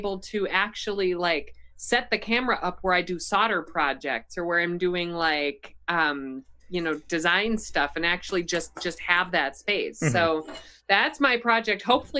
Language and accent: English; Minnesota, United States; I'm from Minnesota